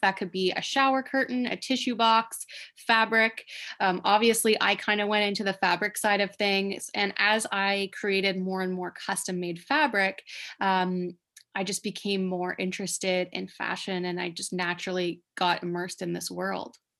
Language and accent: English; East Coast of Canada, New Brunswick, Canada; moved away as an adult; now in Toronto, Canada; I'm originally from the East Coast of Canada